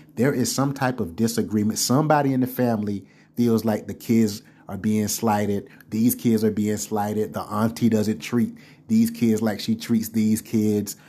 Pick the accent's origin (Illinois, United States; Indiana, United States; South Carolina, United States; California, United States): South Carolina, United States; growing up in South Carolina